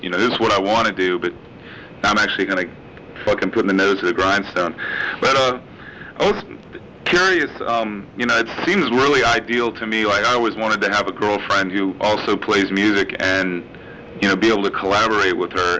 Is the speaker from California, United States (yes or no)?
no; Richmond, Virginia, United States; moved away as an adult; I was raised in the South in Virginia